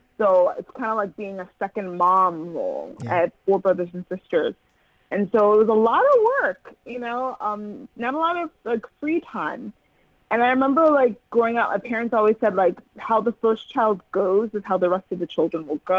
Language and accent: English; Chicago, Illinois, United States; moved away as an adult; now in New Jersey, United States; I'm originally from Chicago, where I was raised in a Nigerian community on the north side of Chicago. Mm-hmm. All of my family still lives there, like my nuclear family. And I now live in New Jersey, so I'm a Jersey girl now.